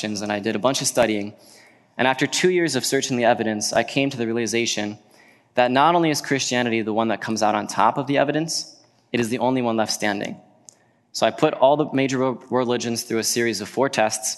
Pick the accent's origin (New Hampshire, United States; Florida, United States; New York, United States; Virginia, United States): Virginia, United States; now in Wisconsin, United States; I grew up in Virginia